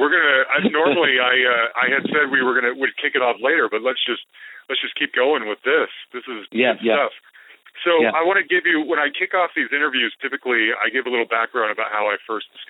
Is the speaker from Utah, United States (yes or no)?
yes; Salt Lake City, Utah, United States; moved away; I'm originally from Salt Lake City, Utah